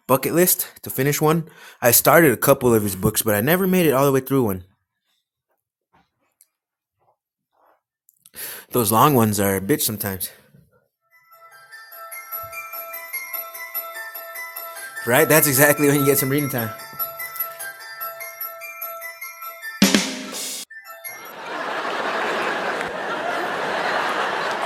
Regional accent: United States; I'm a 31-year-old American, so I have pretty much that American experience

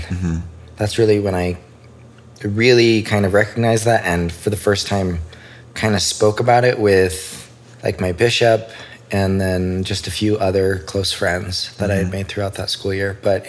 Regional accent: Idaho Falls, Idaho, United States; moved away as an adult; also born or lived in Utah; I grew up in Idaho Falls. Okay. Yeah. Born and raised. Parents still live in the same house. Been there for 30 years.

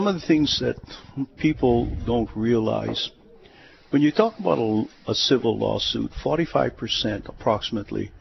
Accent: Honolulu, Hawaii, United States; I was born in Hawaii, in Oahu, went to McKinley, went to school here, went to the mainland, came back

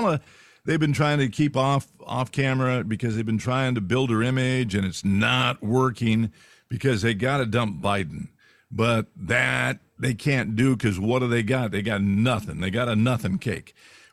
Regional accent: California, United States; actually I'm from California.

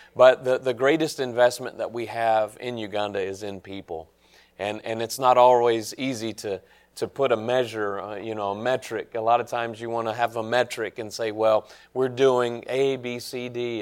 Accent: Nashville, Tennessee, United States; I grew up in Nashville

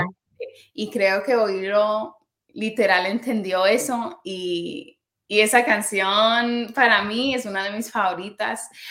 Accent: New York, United States; creciendo en New York escuchaba pop

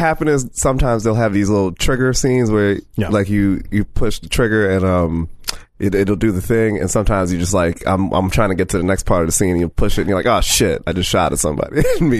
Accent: Bronx, New York, United States; I'm from the Bronx.

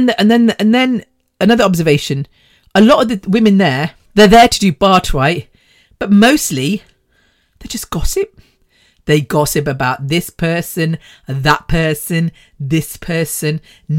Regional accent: United Kingdom; born there; But I think being British born, having the British culture instilled in us, but then being able to participate and understand the Indian culture is amazing.

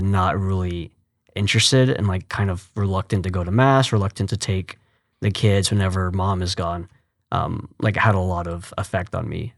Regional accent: Fort Worth, Texas, United States; moved away as an adult; also born or lived in New Jersey; now in Houston, United States; from Fort Worth. Well, I was born in New Jersey, but basically a Texan. I moved to Fort Worth when I was three.

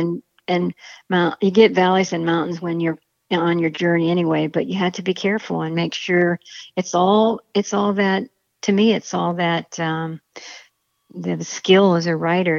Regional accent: Akron, Ohio, United States; Akron, Ohio is my hometown

